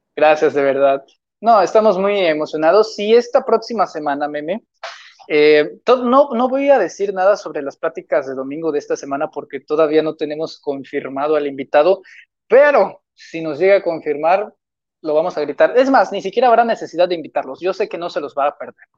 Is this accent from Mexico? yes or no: yes; Mexico; como mexicano